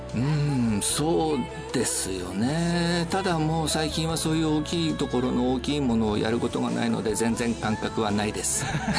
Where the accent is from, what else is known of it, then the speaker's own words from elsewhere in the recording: Kamaishi, Iwate, Japan; moved away as an adult; also born or lived in Tokyo; 生まれは釜石